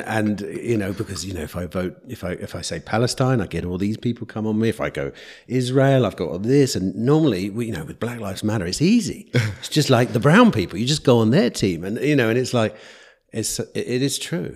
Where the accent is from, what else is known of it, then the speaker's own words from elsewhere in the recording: England, United Kingdom; I'm an English person.